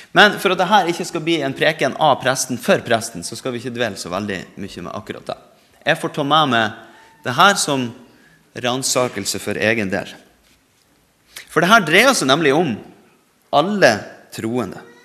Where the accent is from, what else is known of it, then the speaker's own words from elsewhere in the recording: Norway; vi er født i Norge.